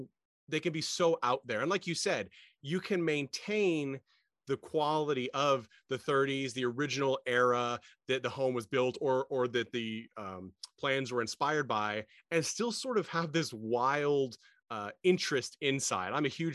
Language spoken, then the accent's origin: English; Midwest, United States; also born or lived in East Coast; I spent time in my youth growing up in the Midwest and then the East Coast